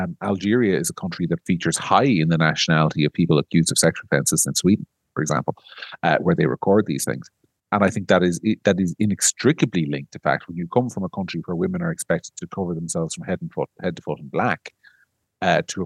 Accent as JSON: {"language": "English", "country": "Ireland", "said": "we're Irish"}